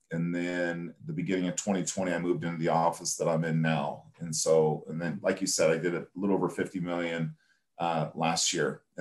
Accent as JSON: {"language": "English", "region": "California", "country": "United States", "said": "even though I was from California, I haven't really done any California purchase business just because all those relationships had gone away."}